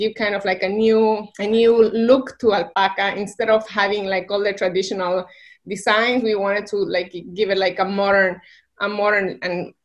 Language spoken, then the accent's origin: English; Bolivia; moved away as an adult; also born or lived in Barcelona, Spain; now in New York, United States; I'm from Bolivia